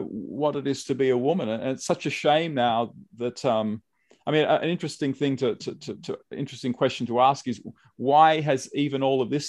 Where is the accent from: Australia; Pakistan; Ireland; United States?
Australia; as an Australian